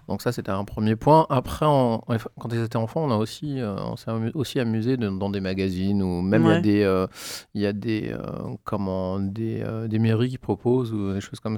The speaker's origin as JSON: {"language": "French", "town": "Paris", "region": "Île-de-France", "country": "France"}